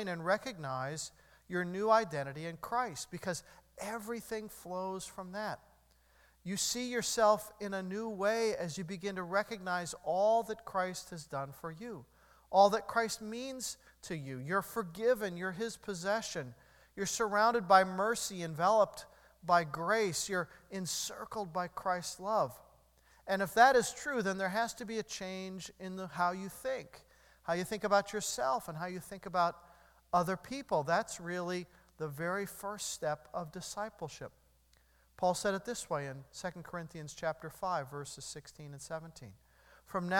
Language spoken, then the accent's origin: English; United States; I'm an American.